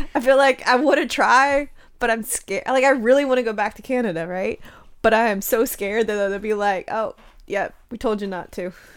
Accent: Charleston, South Carolina, United States; I grew up in Charleston

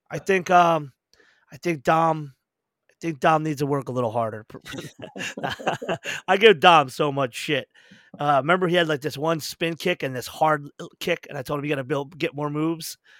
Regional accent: United States; we're overly privileged as Americans

